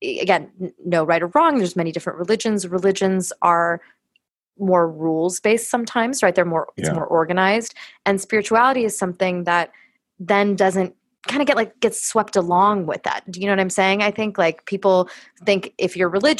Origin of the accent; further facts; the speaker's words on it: Los Angeles, California, United States; growing up in Los Angeles